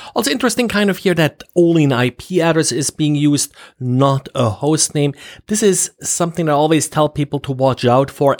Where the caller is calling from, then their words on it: Jacksonville, Florida, United States; I am calling from Jacksonville, Florida.